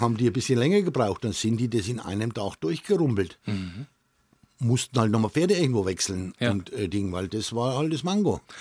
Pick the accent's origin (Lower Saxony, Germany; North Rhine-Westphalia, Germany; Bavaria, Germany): Bavaria, Germany; Kolitzheim; Im Ortsteil Kolitz, also in Kolitzheim, mhm. wo ich auch äh, mein Geburtsort ist